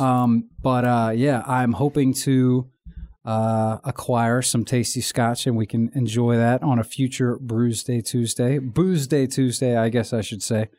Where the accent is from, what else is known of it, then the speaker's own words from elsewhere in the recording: Virginia, United States; accent: American; I'm from America, uh, Virginia